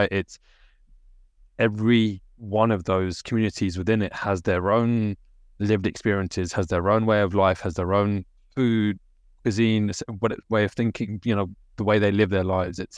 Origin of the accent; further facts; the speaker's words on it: United Kingdom; So the reasons for me as a British Indian is going to be different to you as a British Pakistani, right?